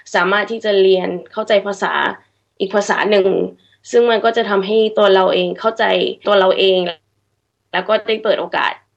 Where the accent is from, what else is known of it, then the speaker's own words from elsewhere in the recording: Sydney, New South Wales, Australia; เกิดที่ออสเตรเลีย